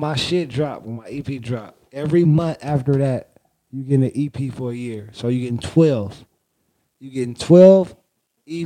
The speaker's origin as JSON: {"language": "English", "town": "Oakland", "region": "California", "country": "United States", "said": "I'm from Oakland, California"}